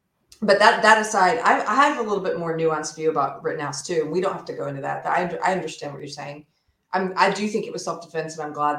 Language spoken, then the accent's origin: English; South Carolina, United States; moved away; also born or lived in Los Angeles; I was raised in South Carolina.